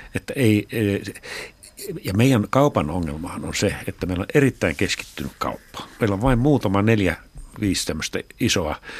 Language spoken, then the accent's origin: Finnish; northern Finland, Finland; moved away; pohjoisessa, mistä mä oon kotoisin